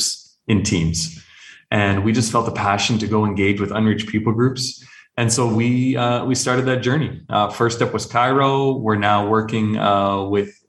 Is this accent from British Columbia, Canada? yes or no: no; just outside of Toronto, southern Ontario, Canada; moved away as an adult; now in Arabian Peninsula; I was actually born and raised in Canada, so just outside of Toronto in southern Ontario.